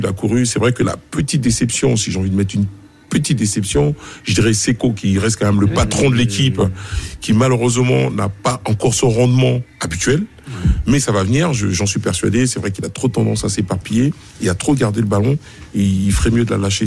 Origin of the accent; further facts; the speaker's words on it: Côte d’Ivoire; en tant qu'Ivoirien